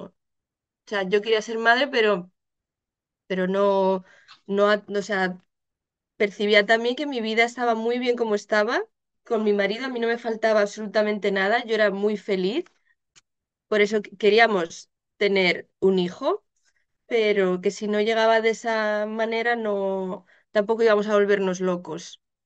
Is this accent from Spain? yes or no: yes; Spain; moved away as an adult; now in Netherlands; yo soy española, residente en Holanda desde hace ya casi 10 años.